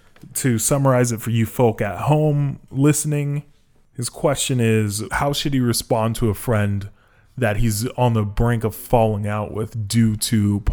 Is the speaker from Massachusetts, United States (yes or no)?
yes; Boston, Massachusetts, United States; A story came out in my hometown of Boston.